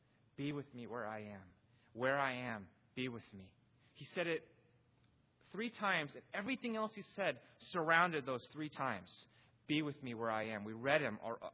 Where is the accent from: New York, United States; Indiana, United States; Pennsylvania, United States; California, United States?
California, United States; Pasadena; I was born in Pasadena, California